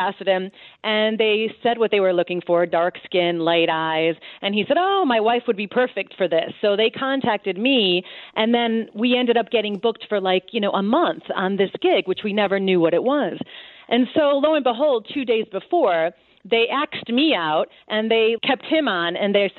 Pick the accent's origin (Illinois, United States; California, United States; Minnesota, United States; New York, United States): Illinois, United States; Cicero; moved away as an adult; also born or lived in Los Angeles; now in London, United Kingdom; I grew up in Cicero, and then, you know, quick steps ahead, I ended up in L.A., and then from L.A. here to London.